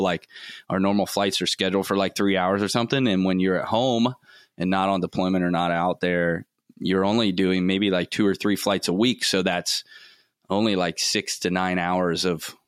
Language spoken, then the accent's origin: English; Florida, United States; growing up in Florida, like, I was always swimming or on boats